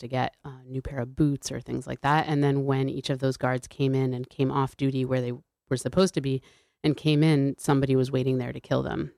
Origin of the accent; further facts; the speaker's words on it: New Haven, Connecticut, United States; I grew up in New Haven, Connecticut